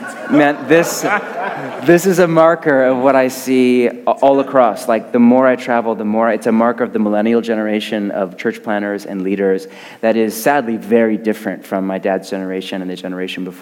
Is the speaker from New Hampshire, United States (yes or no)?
no; Portland, Oregon, United States; I'm from Portland, Oregon